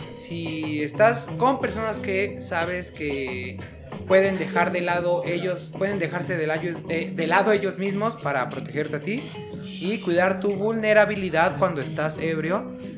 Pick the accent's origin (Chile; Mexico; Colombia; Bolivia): Mexico; Zumpango, State of Mexico; los que somos de Zumpango